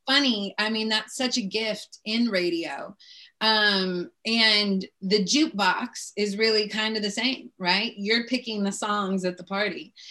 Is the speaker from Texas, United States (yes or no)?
no; Seattle, Washington, United States; I grew up in Seattle